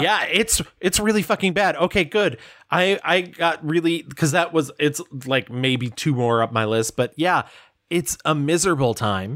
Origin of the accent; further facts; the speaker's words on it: Adirondack Mountains, Northern New York, United States; I was from bumblefuck north, uh, like Adirondack Mountains